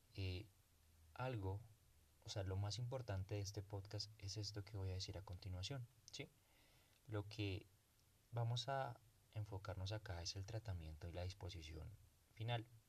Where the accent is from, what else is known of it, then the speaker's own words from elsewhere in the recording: Colombia; En mi país